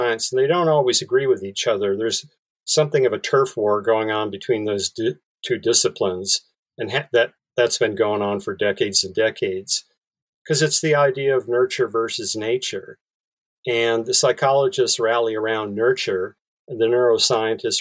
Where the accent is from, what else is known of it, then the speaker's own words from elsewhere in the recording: Bismarck, North Dakota, United States; now in San Francisco Bay Area, United States; I grew up in Bismarck, North Dakota